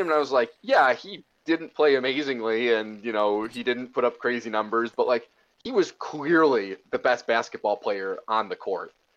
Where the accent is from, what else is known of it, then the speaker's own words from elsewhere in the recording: Chicago, Illinois, United States; moved away as an adult; now in Milwaukee, United States; I'm originally from Chicago